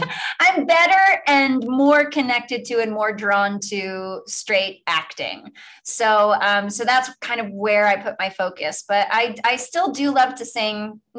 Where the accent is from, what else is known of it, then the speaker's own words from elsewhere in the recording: Stony Brook, New York, United States; moved away as an adult; I grew up in Stony Brook. I lived there from the age of 6 until my first summer after college. And then my folks moved to New York City. So, but yeah, like all high school, middle school, most of elementary school, all on Long Island.